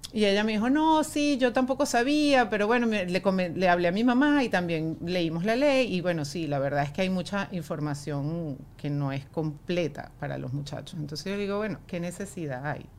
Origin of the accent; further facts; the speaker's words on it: Venezuela; nosotros como venezolanos